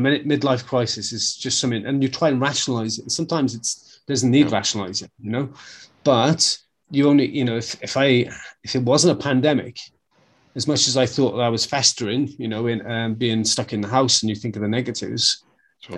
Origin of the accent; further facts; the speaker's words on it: Wales, United Kingdom; being a Welshman